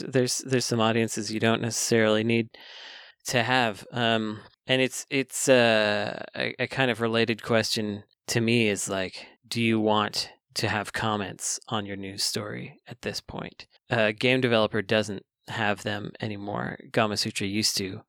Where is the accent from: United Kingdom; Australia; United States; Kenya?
United States; Bay Area, California; growing up in the Bay Area